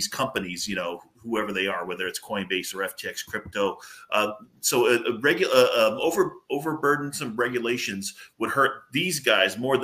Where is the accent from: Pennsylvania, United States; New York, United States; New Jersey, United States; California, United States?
California, United States; Southern; now in New Hampshire, United States; I'm from Southern California, even though I'm in New Hampshire at the moment